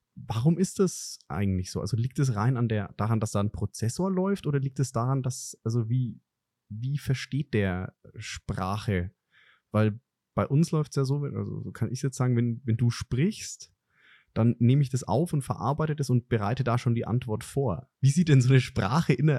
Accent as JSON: {"language": "German", "area": "Franconia", "region": "Bavaria", "country": "Germany", "said": "als Franke"}